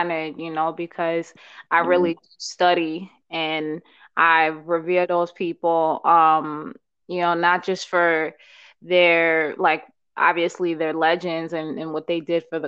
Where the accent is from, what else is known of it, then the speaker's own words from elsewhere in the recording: New York, United States; also born or lived in Uganda / Bronx / Brooklyn / Queens; I was born in Uganda. I was raised in New York, primarily in Harlem. Came here when I was 2 years old